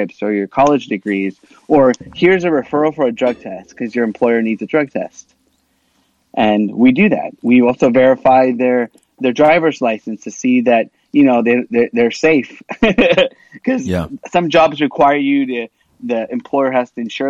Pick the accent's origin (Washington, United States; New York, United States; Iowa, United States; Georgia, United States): Washington, United States; first language Spanish; English is a second language; I grew up in Washington State. My first language I learned was Spanish